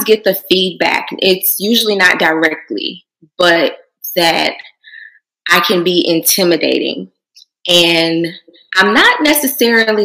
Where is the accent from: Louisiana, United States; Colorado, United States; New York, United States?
Louisiana, United States; moved away as an adult; now in Houston, United States; originally I'm from Louisiana, small town in Louisiana